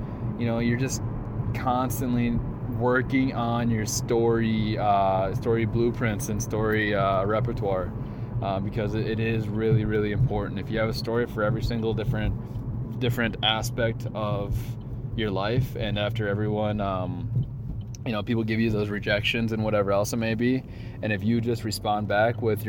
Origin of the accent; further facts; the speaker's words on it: Central Minnesota, United States; I was born in Central Minnesota